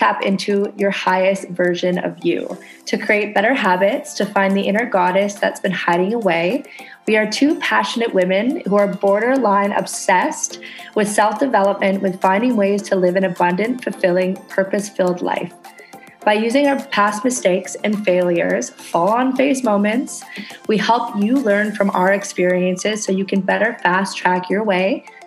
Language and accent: English; Canada; now in Indonesia